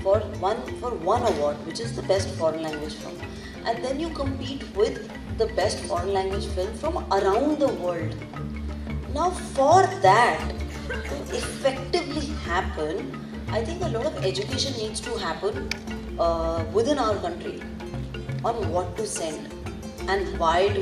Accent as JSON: {"language": "English", "country": "India", "said": "I'm fully Indian"}